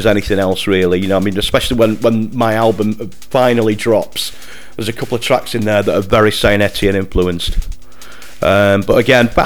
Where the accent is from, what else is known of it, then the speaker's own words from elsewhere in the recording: Manchester, North West England, United Kingdom; also born or lived in Oldham; growing up in Manchester